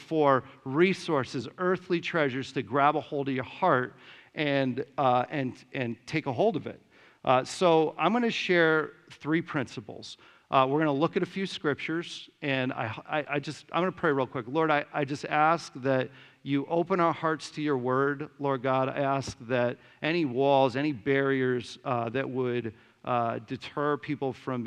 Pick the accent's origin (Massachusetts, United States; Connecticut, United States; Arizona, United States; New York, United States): Connecticut, United States; Simsbury; moved away as an adult; I grew up in Simsbury